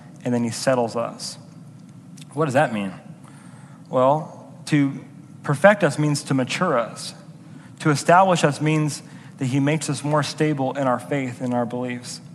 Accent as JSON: {"language": "English", "country": "United States", "said": "as an American"}